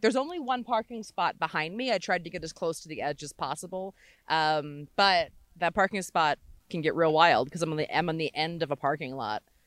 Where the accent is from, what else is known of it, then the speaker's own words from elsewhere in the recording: Maryland, United States; now in California, United States; I'm from Maryland originally